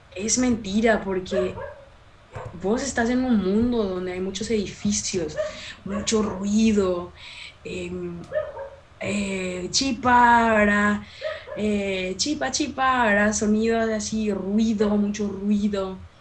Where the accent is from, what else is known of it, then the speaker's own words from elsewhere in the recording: from the Chaco, Paraguay; Soy paraguaya, amo ser paraguaya, amo mis raíces, amo ser chaqueña